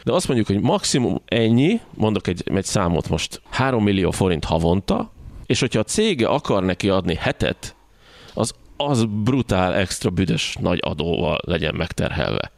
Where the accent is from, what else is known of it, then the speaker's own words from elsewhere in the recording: Hungary; magyarként hogyan élünk egymással